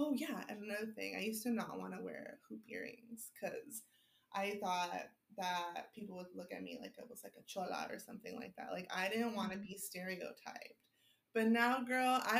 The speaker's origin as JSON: {"language": "English", "town": "Los Angeles", "region": "California", "country": "United States", "tie": "born or raised there", "said": "I grew up in West LA. I grew up in Palms, like, you know, since I was like two"}